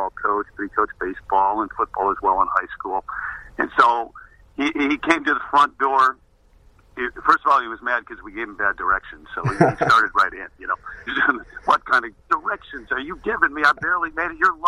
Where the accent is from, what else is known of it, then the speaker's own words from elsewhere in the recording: Joliet, Illinois, United States; moved away as an adult; I was from Joliet, Illinois